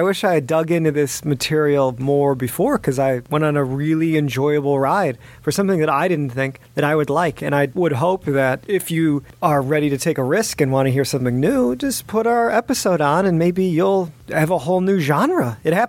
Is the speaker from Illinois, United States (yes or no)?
yes; Chicago, Illinois, United States; I'm from the Midwest. I'm from the suburbs of Chicago